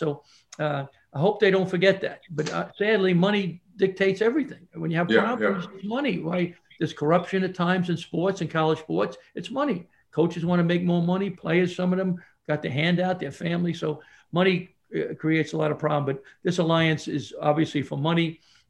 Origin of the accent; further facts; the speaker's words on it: New York City, New York, United States; I grew up in Brooklyn